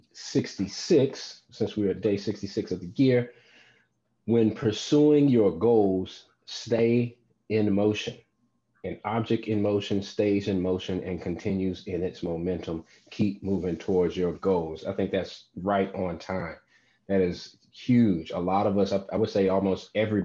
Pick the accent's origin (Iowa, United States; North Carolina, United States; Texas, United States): North Carolina, United States; moved away; my home state of North Carolina